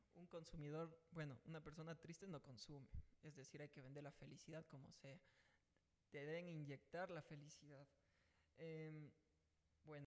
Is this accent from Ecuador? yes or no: yes; Ecuador; la corrupción que tenemos metida eh, como ecuatorianos